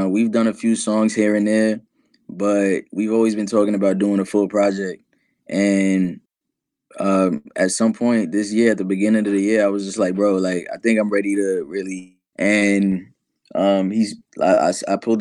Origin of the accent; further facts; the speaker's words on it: New York City, New York, United States; I'm from New York City